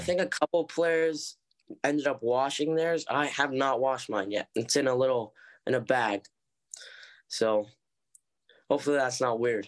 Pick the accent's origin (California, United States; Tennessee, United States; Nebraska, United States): California, United States; Oceanside / Cardiff by the Sea, San Diego; grew up in Oceanside, um, until I was about eight years